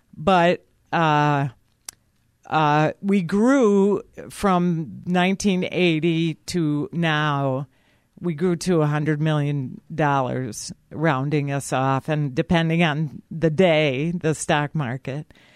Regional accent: South Bend, Indiana, United States; moved away as an adult; also born or lived in Michigan; now in Muskegon, United States; I, I grew up in South Bend, Indiana

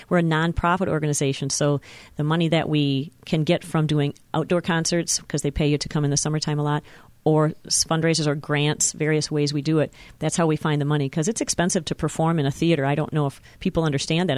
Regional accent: Petoskey, Michigan, United States; moved away as an adult; also born or lived in Lansing, Michigan / Muskegon, Michigan; I grew up in Petoskey, Michigan

